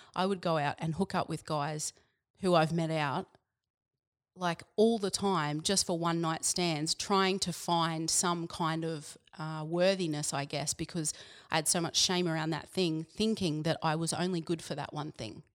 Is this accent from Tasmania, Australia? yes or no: no; Yeppoon, Queensland, Australia; also born or lived in Biloela, Queensland / Brisbane, Queensland; grew up there, born there and grew up there until I was about ten, and then we moved to Yapoon, which is near Rockhampton